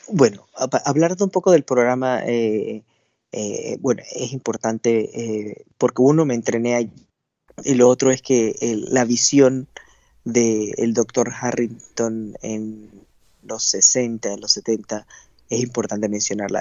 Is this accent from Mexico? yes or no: no; Panama; moved away as an adult; now in United States; en mi país no había residencia de endocrinología